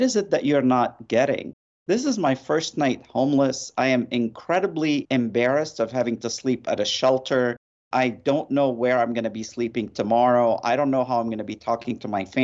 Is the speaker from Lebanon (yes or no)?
yes; Lebanon; moved away; I grew up in Lebanon in the midst of a war